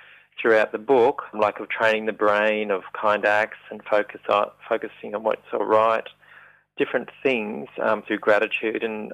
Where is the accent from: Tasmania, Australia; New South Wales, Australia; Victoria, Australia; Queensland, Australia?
New South Wales, Australia; Young; moved away; my hometown of Young in New South Wales